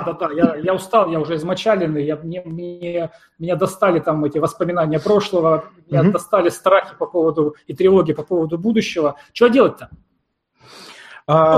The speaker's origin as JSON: {"language": "Russian", "region": "Siberia", "country": "Russia", "tie": "born or raised there", "said": "я родом из Сибири"}